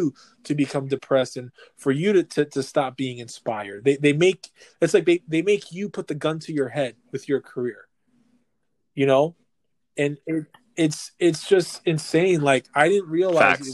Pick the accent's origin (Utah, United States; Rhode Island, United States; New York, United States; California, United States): New York, United States; New York City; we're born and raised New Yorkers